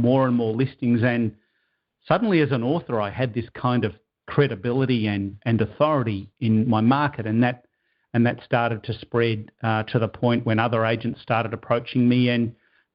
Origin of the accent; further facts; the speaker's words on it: Melbourne, Victoria, Australia; moved away as an adult; now in Toronto, Canada; I now live in Toronto, Canada. That's another story, but I'm originally from Melbourne, Australia.